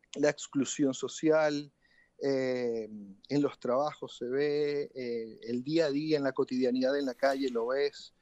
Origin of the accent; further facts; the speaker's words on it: Venezuela; moved away as an adult; also born or lived in Chile; Yo salí de Venezuela en el año 2017, enero de 2017, hace ya cinco años